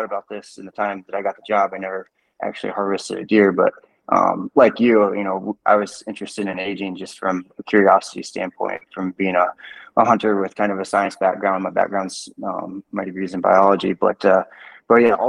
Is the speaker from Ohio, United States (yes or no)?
yes; Ohio, United States; moved away as an adult; now in Montana, United States; I'm originally from Ohio